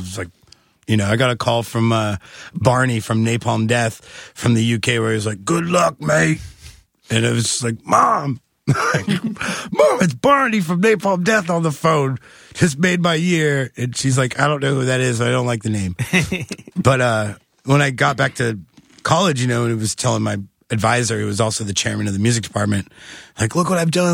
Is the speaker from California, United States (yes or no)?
no; Kansas City, Missouri, United States; also born or lived in Columbia, Missouri; I'm from Kansas City, Missouri